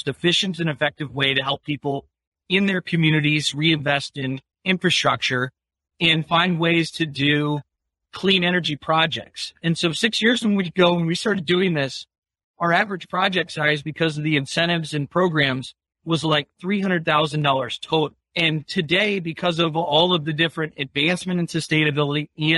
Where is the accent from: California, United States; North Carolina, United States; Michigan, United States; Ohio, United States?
Ohio, United States; Westfield Center; I grew up in a really tiny town of Westfield Center, Ohio.